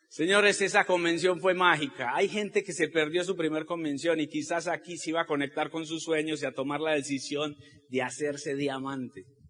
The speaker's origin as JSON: {"language": "Spanish", "country": "Colombia"}